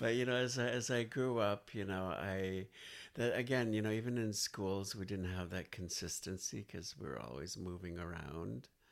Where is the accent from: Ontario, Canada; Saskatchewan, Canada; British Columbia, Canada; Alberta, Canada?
British Columbia, Canada; Nanaimo; now in Victoria, Canada; I was basically born and raised in Nanaimo, BC